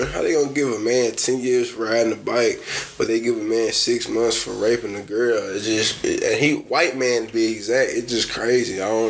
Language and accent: English; Nashville, Tennessee, United States; I'm from Nashville though. I ain't from Memphis though.